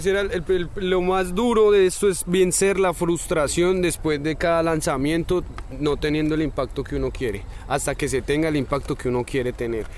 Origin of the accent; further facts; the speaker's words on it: Colombia; me crié en Colombia, yo crecí